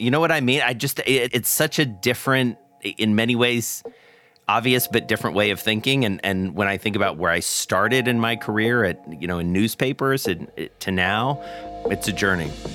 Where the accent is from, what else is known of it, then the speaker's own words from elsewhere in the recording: Atlanta, Georgia, United States; moved away; my hometown of Atlanta